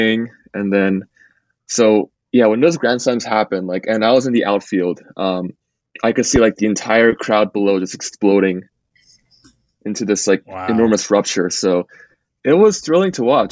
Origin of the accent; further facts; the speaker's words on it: New Jersey, United States; I grew up in New Jersey and my dad was a Yankees fan